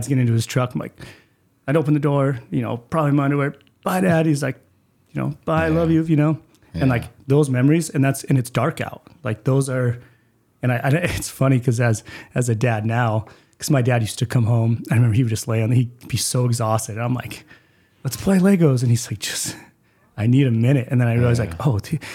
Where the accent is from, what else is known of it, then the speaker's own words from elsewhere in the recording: Spokane, Washington, United States; also born or lived in Mead, Washington; born into welfare in Hilliard